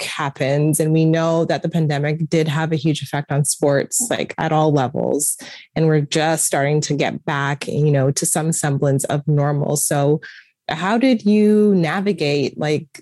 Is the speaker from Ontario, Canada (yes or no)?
yes; Toronto, Ontario, Canada; I'm from Toronto